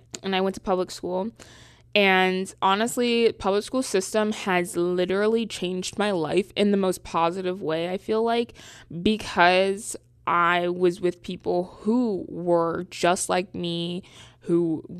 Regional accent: Charlotte, North Carolina, United States; now in New York, United States; I am from Charlotte, North Carolina. Yeah, I know I don't talk like it. But I go to school in New York City area.

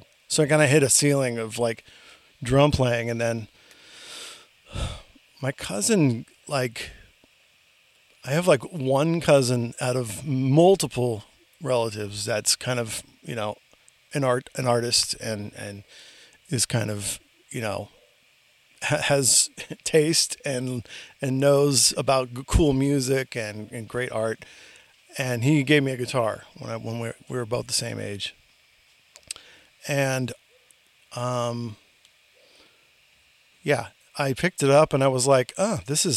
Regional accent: Lakewood, California, United States; also born or lived in San Fernando Valley, Los Angeles; I grew up in a suburb of Long Beach, California. So not too far from where I am right now. I'm in the Valley.

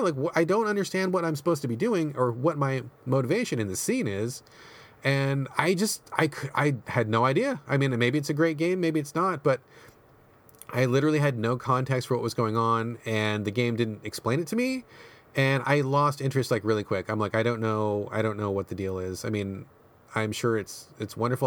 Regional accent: United States; I grew up in America

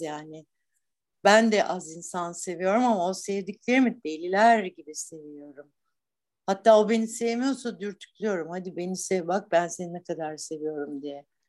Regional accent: Black Sea Region, Turkey; moved away as an adult; also born or lived in Istanbul; Ben buralıyım, buraların e, kadınıyım, buraların çocuğuydum

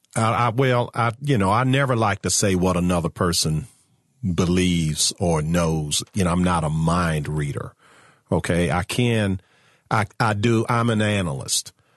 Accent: Virginia, United States; my home state of Virginia

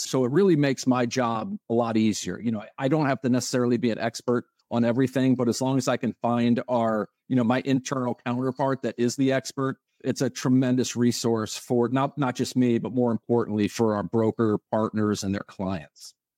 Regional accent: Connecticut, United States; moved away as an adult; also born or lived in Atlanta; now in Tampa, United States; I'm originally from Connecticut. I was there until I finished college at University of Connecticut

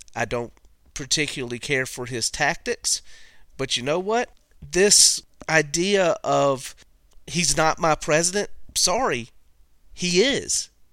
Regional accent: United States; as an American

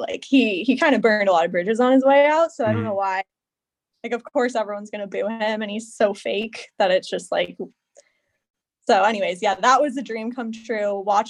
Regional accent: Seattle, Washington, United States; now in Portland, United States; I'm from Seattle, right. But now I live in Portland.

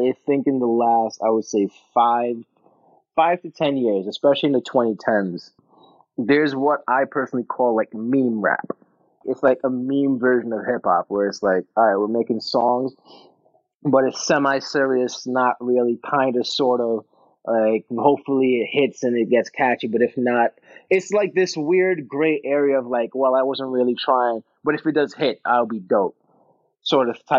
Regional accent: New York City, New York, United States; I'm from the South Bronx, you know, birthplace of hip hop, home of the Yankees.

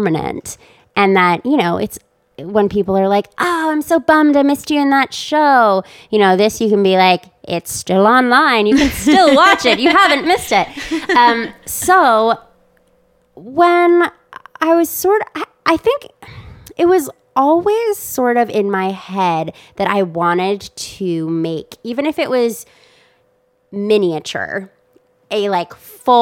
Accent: Wisconsin, United States; I'm from Wisconsin

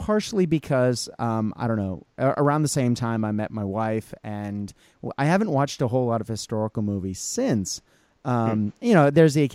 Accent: near Boston, Massachusetts, United States; I grew up in Massachusetts, near Boston, two towns over from Lexington

